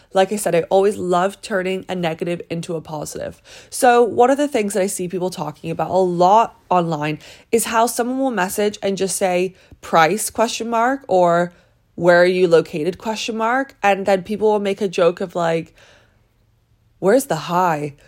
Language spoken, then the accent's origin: English; British / England, United Kingdom; moved away; my culture of being British